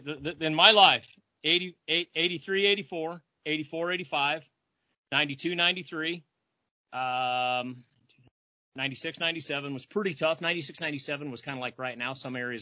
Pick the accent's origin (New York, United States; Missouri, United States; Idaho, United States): Idaho, United States; Idaho today, my home state